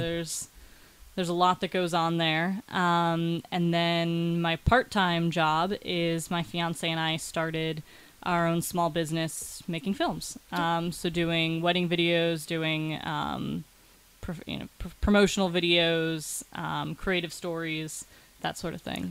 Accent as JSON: {"language": "English", "town": "Cleveland", "region": "Ohio", "country": "United States", "moved": "as an adult", "lives_now": "Pittsburgh, United States"}